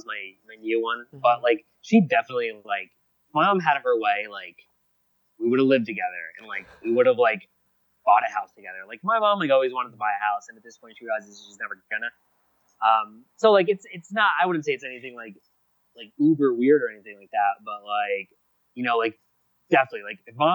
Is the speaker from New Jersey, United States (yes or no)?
yes; New Jersey, United States; also born or lived in Baltimore; I grew up in New Jersey.